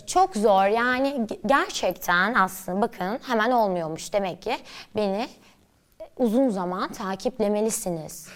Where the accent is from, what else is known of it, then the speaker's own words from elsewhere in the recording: Istanbul, Turkey; İstanbul'da büyüdüm, Nişantaşı'nda.